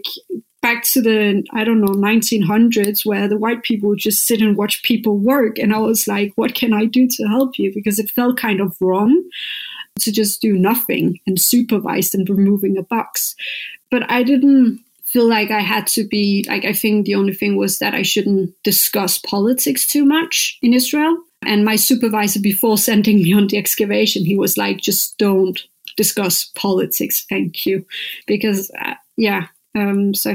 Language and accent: English; Copenhagen, Capital Region of Denmark, Denmark; I'm from Copenhagen